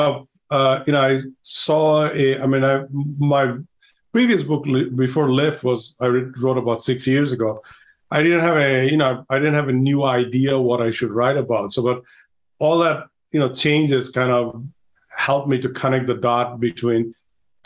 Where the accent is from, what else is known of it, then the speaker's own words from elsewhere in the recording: Bangladesh; moved away; I'm originally from Bangladesh